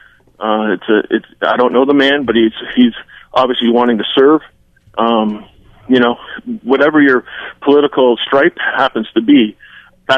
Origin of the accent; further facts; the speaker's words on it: Canada; as a Canadian